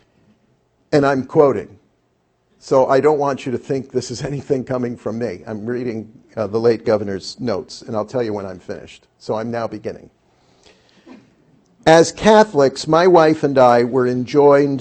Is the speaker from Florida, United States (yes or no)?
no; Buffalo, New York, United States; I was a schmo from Buffalo